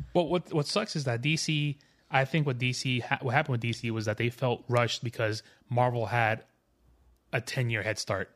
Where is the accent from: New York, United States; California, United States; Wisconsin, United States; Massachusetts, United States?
New York, United States; I'm from New York